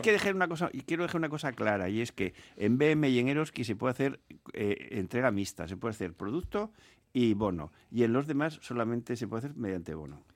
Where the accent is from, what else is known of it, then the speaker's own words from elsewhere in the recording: Asturias, Spain; now in Bizkaia, Spain; mi tierra, yo soy asturiano